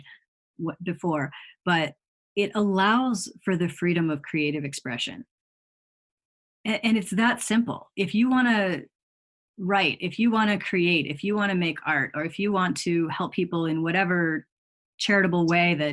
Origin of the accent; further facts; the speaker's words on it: Chicago, Illinois, United States; I grew up in the Chicago area